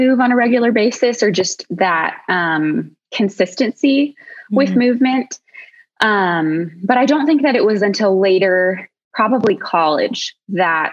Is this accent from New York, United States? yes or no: no; Colorado, United States; we're from Colorado, which everybody in Colorado just loves to be outside